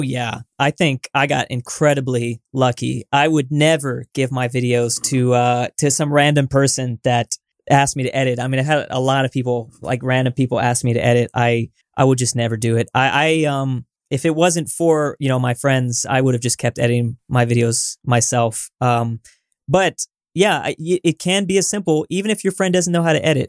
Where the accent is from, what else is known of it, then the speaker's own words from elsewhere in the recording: Southern California, United States; I'm from Southern California